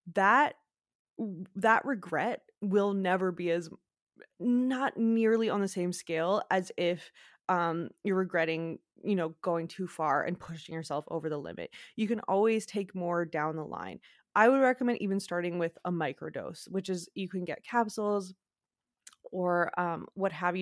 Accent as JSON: {"language": "English", "region": "Quebec", "country": "Canada", "said": "I'm from Quebec, like I'm from French Canada"}